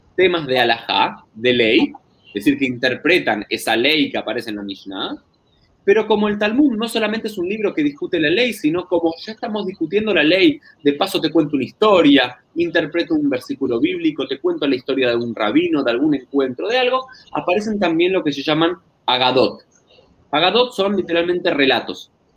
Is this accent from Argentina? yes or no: yes; Argentina; also born or lived in Jerusalem; criado, nacido aquí en, Argentina, en una familia judía tradicional